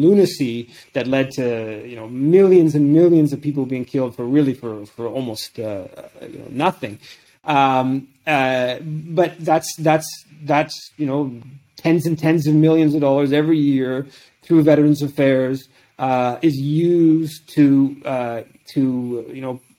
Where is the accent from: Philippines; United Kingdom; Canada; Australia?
Canada